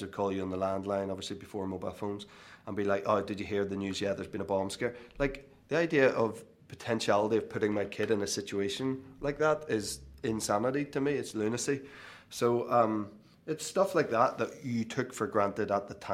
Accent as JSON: {"language": "English", "town": "Belfast", "region": "Northern Ireland", "country": "United Kingdom", "tie": "born or raised there", "moved": "yes", "said": "I was obviously born in Belfast, but I grew up 6 miles outside of Belfast, went to school in Belfast"}